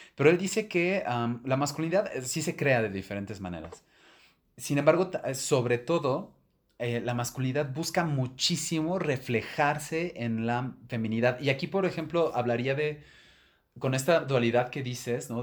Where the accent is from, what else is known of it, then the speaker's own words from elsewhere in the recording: Mexico City, Mexico; yo me crié en Ciudad de México